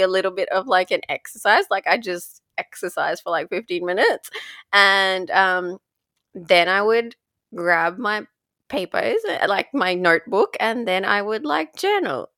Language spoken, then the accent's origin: English; Dubai, United Arab Emirates; growing up in Dubai